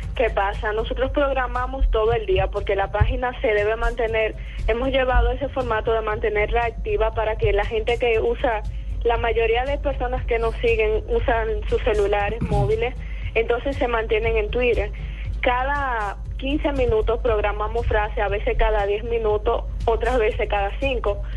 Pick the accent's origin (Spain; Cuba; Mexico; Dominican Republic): Dominican Republic; soy dominicana, desde República Dominicana